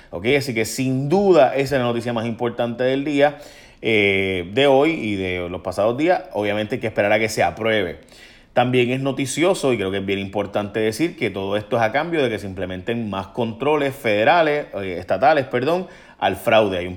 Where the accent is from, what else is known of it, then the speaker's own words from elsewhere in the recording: Chicago, Illinois, United States; born there; O sea, yo tengo, yo nací en Chicago